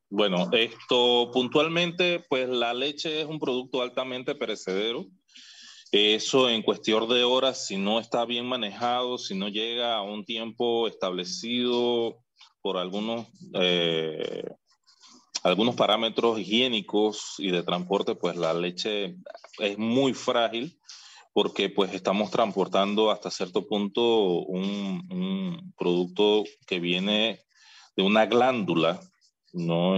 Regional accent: Panama; nosotros estamos también identificados como panameños

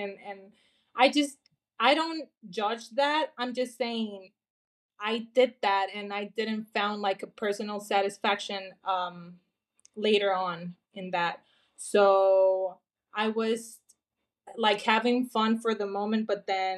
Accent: Honduras; I'm from Honduras. I'm currently here in Honduras. I live here. This is my home. This is my country.

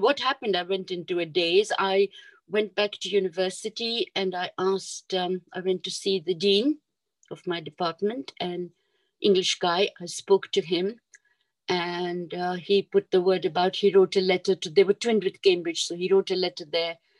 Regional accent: Kampala, Central Region, Uganda; moved away as an adult; also born or lived in Mombasa, Kenya / Jinja, Uganda; We moved from Mombasa when I was five years old and we came to Kampala. And uh, we lived in Kampala. I lived in Kampala about 10 years and then my father was transferred to Jinja.

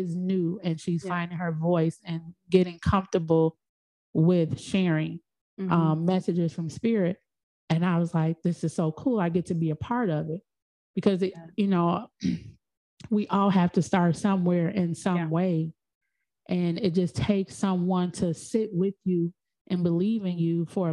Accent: Chicago, Illinois, United States; also born or lived in Georgia; I'm in Chicago. I'm from Chicago.

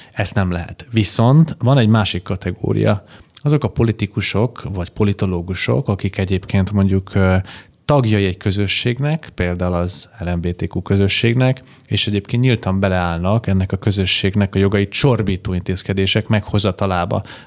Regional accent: Debrecen, Hajdú-Bihar, Hungary; debreceni vagyok eredetileg

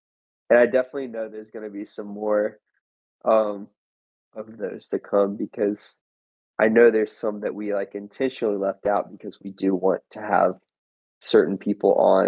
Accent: England, United Kingdom; Yeah, I'm actually from England, so.

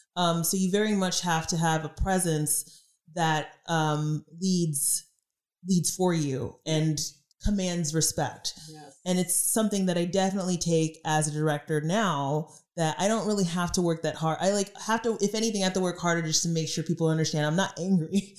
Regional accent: Dallas, Texas, United States; moved away as an adult; now in Los Angeles, United States; born and raised in Dallas

